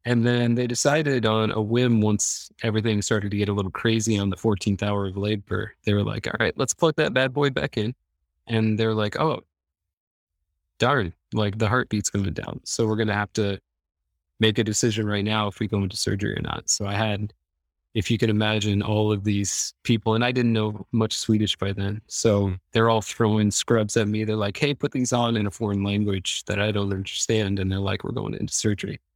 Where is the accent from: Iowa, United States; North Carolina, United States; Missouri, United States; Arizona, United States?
Iowa, United States; moved away as an adult; now in Stockholm, Sweden; I'm from Iowa. So, Iowa border raised